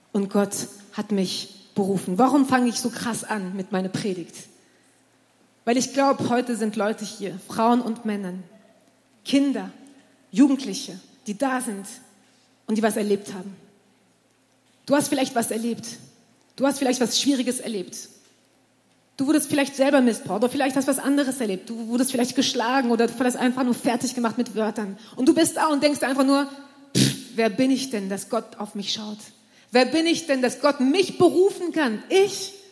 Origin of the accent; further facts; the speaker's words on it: France; also born or lived in Germany; Ich bin in Frankreich aufgewachsen äh, meine Eltern, ich bin in Deutschland geboren und meine Eltern sind nach Frankreich gezogen mit, äh, mit mir und meine zwei Brüdern, als ich äh, um, vier, um die vier Jahre alt war